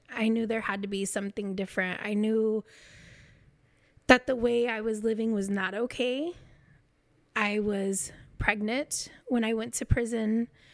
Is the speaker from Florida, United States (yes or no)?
no; Kansas, United States; moved away as an adult; also born or lived in Oklahoma; I'm from Kansas